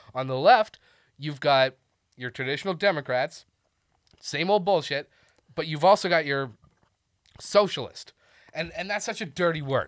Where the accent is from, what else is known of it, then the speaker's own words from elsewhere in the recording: Canada; now in Austin, United States; as a Canadian